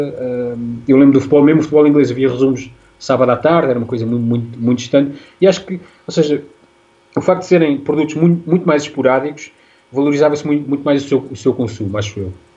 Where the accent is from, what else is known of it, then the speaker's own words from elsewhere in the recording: Leiria, Centro, Portugal; moved away as an adult; now in Lisbon, Portugal; tinha orgulho em ser leiria